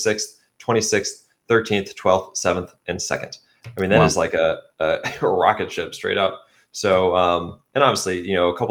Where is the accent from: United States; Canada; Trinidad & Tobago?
United States; accent: American; my American accent